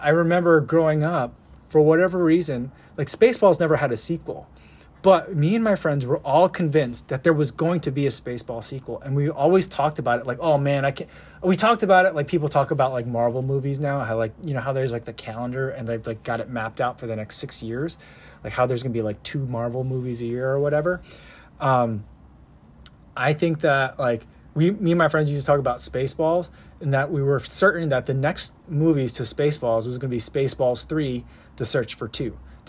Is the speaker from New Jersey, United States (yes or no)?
yes; New Jersey, United States; moved away; growing up in New Jersey. And I lived in New Jersey when I saw that movie.